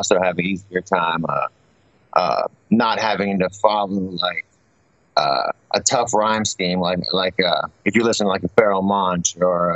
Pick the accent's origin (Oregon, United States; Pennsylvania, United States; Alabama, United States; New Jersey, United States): Pennsylvania, United States; right outside of Pittsburgh; also born or lived in Houston, Texas; I grew up right outside of Pittsburgh in not a real small town. It was a suburb, though, for sure